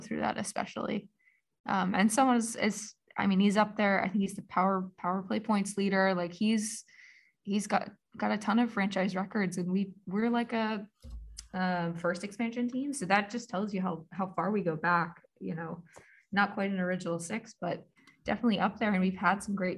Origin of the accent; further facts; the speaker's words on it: Philadelphia, Pennsylvania, United States; I'm a Philadelphian.